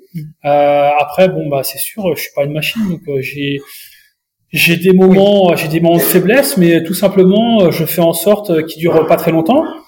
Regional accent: Mayenne, Pays de la Loire, France; chez moi en Mayenne

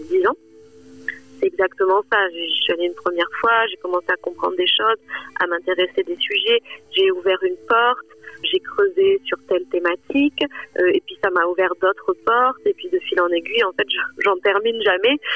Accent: Figeac, Occitania, France; moved away; also born or lived in New Delhi; moi j'ai grandi dans le Lot, euh, à Figeac

